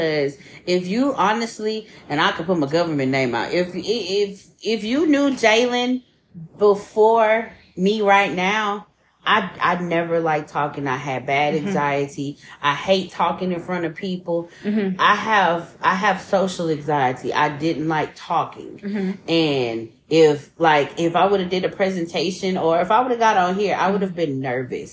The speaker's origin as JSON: {"language": "English", "country": "United States", "tie": "born or raised there", "said": "I was raised in the North End"}